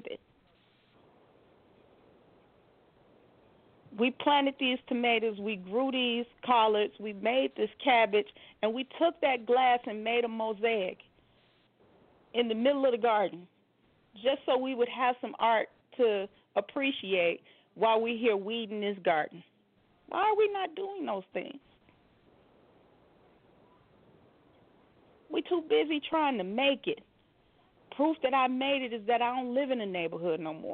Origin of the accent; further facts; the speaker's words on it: Chicago, Illinois, United States; moved away; I'm from Chicago